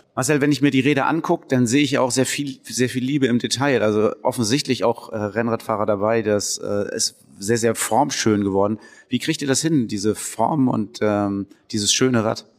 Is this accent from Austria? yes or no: no; Northern Germany, Germany; hier bei uns in Norddeutschland